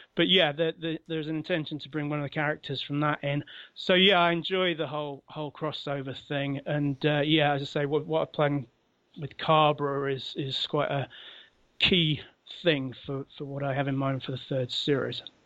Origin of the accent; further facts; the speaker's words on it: London, United Kingdom; moved away as an adult; now in Sheffield, United Kingdom; I'm originally from London. Uh, I've moved to Sheffield in, in the north of England and lived here for many years now.